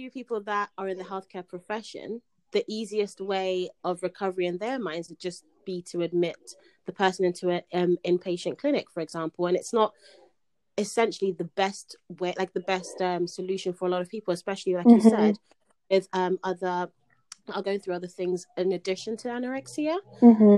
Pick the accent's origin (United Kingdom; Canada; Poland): United Kingdom; I'm not from America